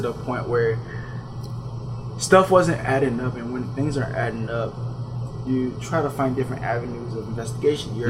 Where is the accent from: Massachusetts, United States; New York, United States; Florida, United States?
Florida, United States; I'm from Florida